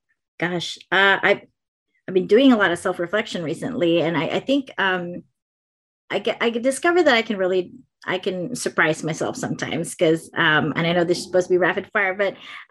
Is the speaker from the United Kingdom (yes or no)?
no; Philippines; now in California, United States; I still have my Filipino culture kind of deeply embedded in me, no matter how much people say, well, but you don't have an accent, or, you know, like, they don't believe that I grew up there, but I really did.